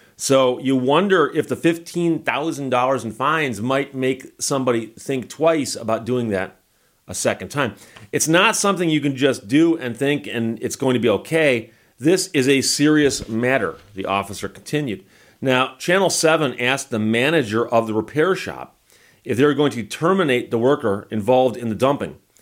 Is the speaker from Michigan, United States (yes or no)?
yes; Birmingham, Michigan, United States; I grew up in Birmingham. Birmingham is actually a county away from Detroit.